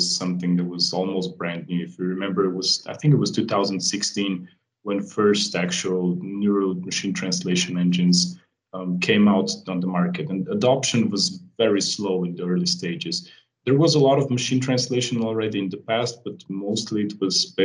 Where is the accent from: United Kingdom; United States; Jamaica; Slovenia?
Slovenia; I come from Europe, from a small country called Slovenia